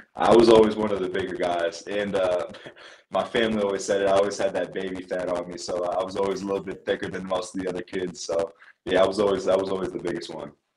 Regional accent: Iowa, United States; moved away as an adult; my hometown or my home state, uh, Northern Iowa

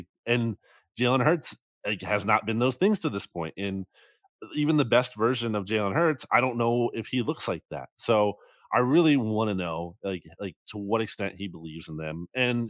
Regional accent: New Jersey, United States; That's the college mascot for the team of the town I grew up in New Jersey.

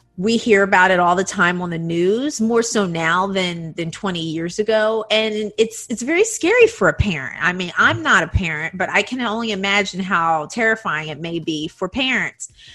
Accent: United States; moved away as an adult; now in Taiwan; I grew up in the United States

